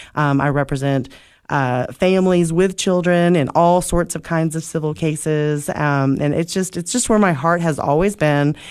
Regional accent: Oak Ridge, Tennessee, United States; moved away as an adult; now in Cookeville, United States; I grew up in Oak Ridge

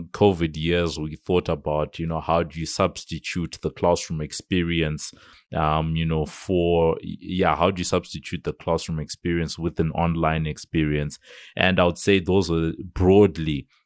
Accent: Zimbabwe; When I grew up in Zimbabwe

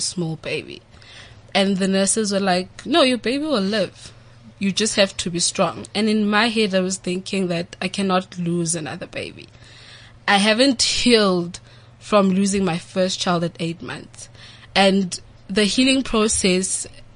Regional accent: Orange Farm, Gauteng, South Africa; I'm from Orange Farm.

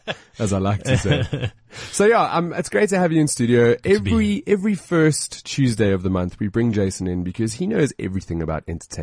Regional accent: South Africa; accent: South African; I think it's my South accent.

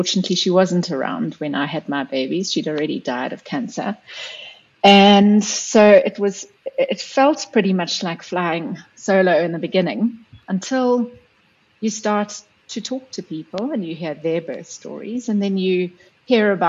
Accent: South Africa; moved away as an adult; also born or lived in New Zealand; I am South African, but I lived overseas for quite a long time

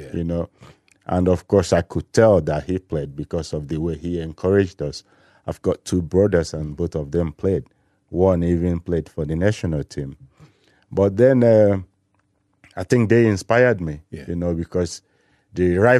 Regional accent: Enugu, Enugu State, Nigeria; moved away as an adult; also born or lived in Germany; I grew up in Enugu

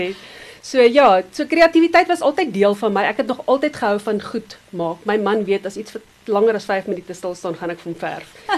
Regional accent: Benoni, Gauteng, South Africa; also born or lived in Nelspruit; ek het in Benoni groot geword. So rukkie in Nelspruit en toe in Benoni

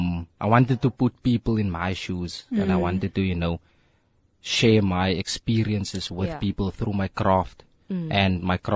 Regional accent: Cradock, Eastern Cape, South Africa; now in Cape Town, South Africa; So, I'm from Craddock in the Eastern Cape. Oh, it's a small town. Yeah, it's about, I think, 120 km from Queenstown

